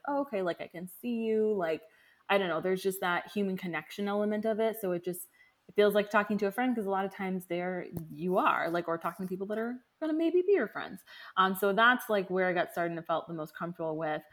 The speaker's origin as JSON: {"language": "English", "town": "Orlando", "region": "Florida", "country": "United States", "tie": "born or raised there", "said": "my hometown"}